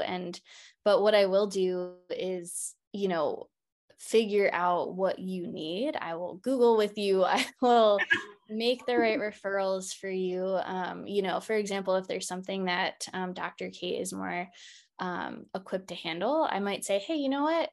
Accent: Baltimore, Maryland, United States; moved away; also born or lived in Seattle, Washington; I am originally from Baltimore, Maryland

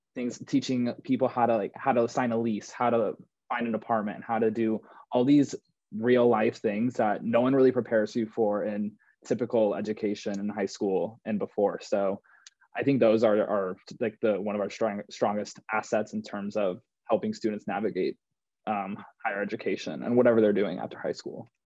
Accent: Santa Clara, California, United States; moved away as an adult; now in Chicago, United States; I'm from Santa Clara, California, and I went to a, like a private Jesuit school and a uh, high school back home

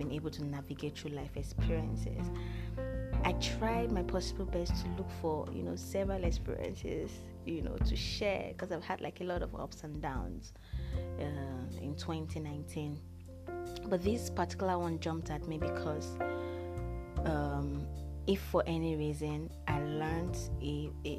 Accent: Nigeria; I am the only Nigerian in the fellowship program

